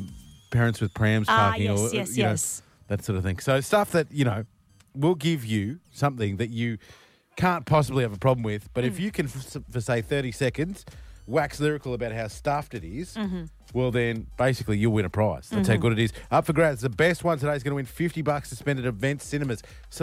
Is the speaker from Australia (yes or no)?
yes; Australia; As an Australian.